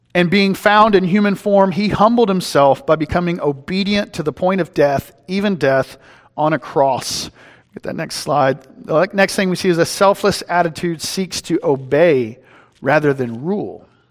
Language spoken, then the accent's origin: English; East Texas, United States; moved away; I'm from East Texas